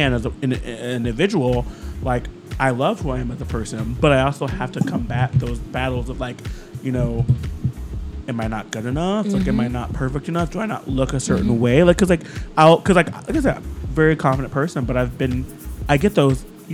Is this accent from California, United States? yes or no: no; Ohio, United States; born or raised there; also born or lived in Florida / Miami; now in New York, United States